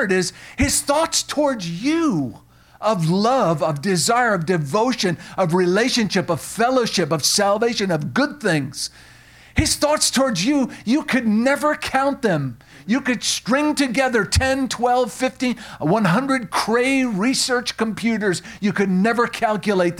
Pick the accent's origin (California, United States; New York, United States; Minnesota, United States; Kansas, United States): New York, United States; Long Island; moved away; also born or lived in Tennessee; I grew up on Long Island